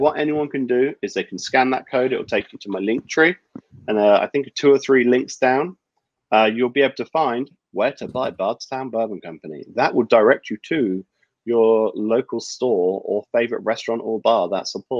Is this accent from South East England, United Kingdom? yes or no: yes; Cheddington, South East England, United Kingdom; moved away; I'm from this small village called Cheddington. It's a small community village.